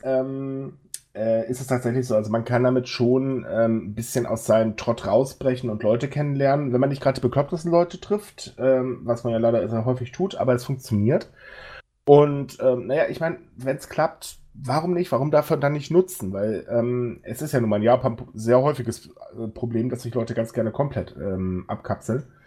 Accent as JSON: {"language": "German", "region": "Northern Germany", "country": "Germany", "moved": "yes", "lives_now": "Cologne, Germany", "said": "Ich bin ja so Fischkopf, der sich nur nach Köln verirrt hat."}